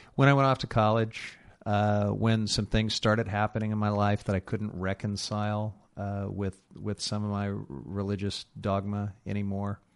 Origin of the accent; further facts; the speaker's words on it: Missouri, United States; a conservative Republican from the state of Missouri, my home state